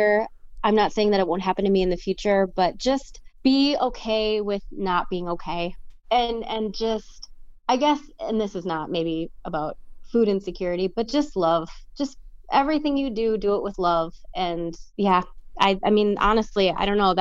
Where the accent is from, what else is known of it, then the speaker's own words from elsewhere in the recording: Wisconsin, United States; I'm from Wisconsin, in the United States of America